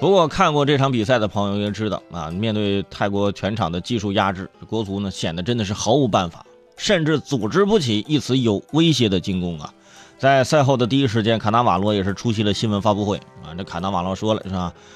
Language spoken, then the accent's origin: Chinese; China; 这都是我们中国人给人家发的工资啊！